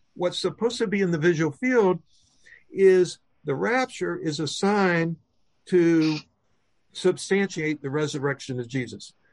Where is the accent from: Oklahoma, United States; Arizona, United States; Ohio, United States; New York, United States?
Oklahoma, United States; I was raised in Oklahoma